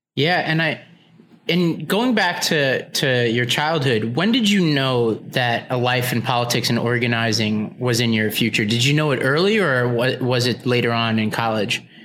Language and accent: English; New York City, New York, United States; moved away; I grew up in Staten Island, New York around mostly Trump supporters too.